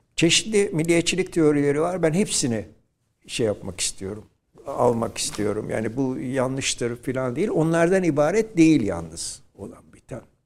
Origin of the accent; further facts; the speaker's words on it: İzmir, Turkey; Şerafettin Bey Caddesi'nde doğdum ben